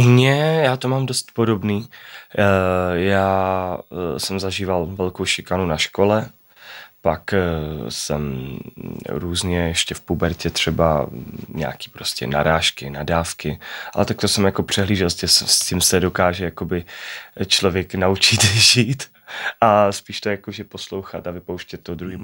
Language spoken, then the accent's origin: Czech; Czechia; rád vracím domů sem do Čech